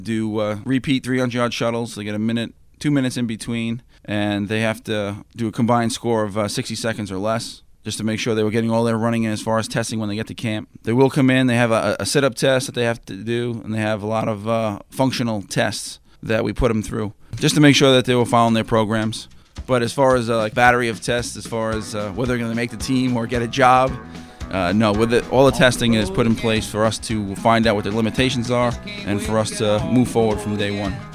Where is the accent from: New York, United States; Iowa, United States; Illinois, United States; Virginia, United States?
New York, United States; Valley Stream; moved away as an adult; also born or lived in North Carolina / Central Florida / Pittsburgh; now in Cincinnati, United States; I grew up in Valley Stream, New York.